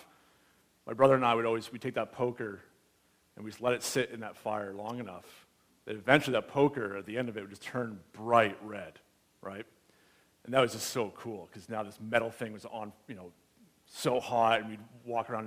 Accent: United States; now in Canada; As an American

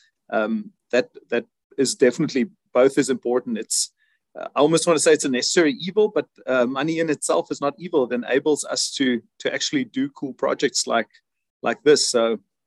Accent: South Africa; now in Germany; I'm originally from South Africa

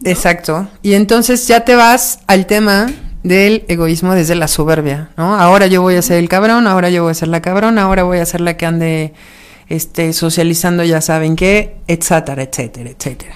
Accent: Mexico; Somos mexicanos

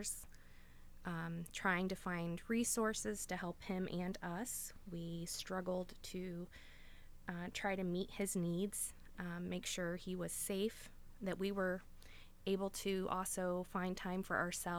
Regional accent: Meigs County, Ohio, United States; I can't imagine growing up anywhere else

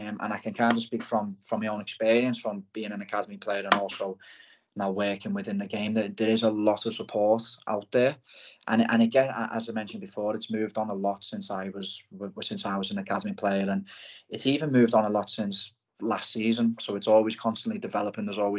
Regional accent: Liverpool, North West England, United Kingdom; also born or lived in Blackpool; I'm from Liverpool, as the accent probably gives away

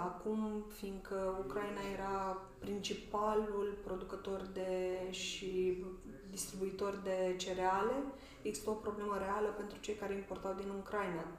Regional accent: Suceava, Suceava County, Romania; eu sunt din Suceava

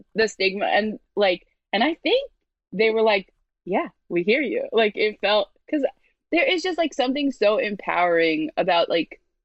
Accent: New York City, New York, United States; So I'm from Brooklyn, but I'm from like a very white area of Brooklyn.

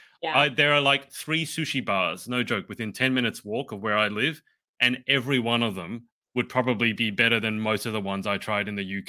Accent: Australia; as an Australian

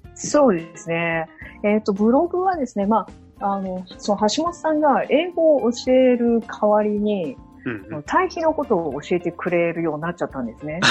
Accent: Mie, Japan; first language Japanese; moved away as an adult; also born or lived in Tokyo, Japan / India / California, United States; 出身は三重県です。で、今は、えー、三重県に住んでいますが、えーとですね、まあ、三重県でそ、生ま、生まれて育ったんで

